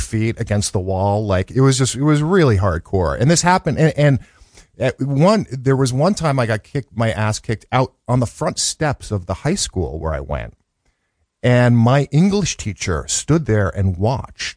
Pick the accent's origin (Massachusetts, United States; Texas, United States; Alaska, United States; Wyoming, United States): Massachusetts, United States; Arlington; born or raised there; moved away; also born or lived in Brookline, Massachusetts / Los Angeles